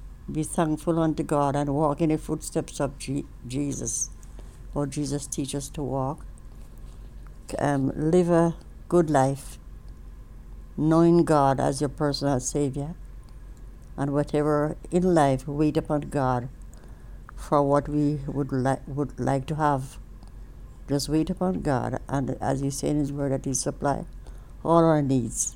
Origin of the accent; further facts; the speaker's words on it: Jamaica; moved away as an adult; also born or lived in London, United Kingdom; now in United States; I was born in Jamaica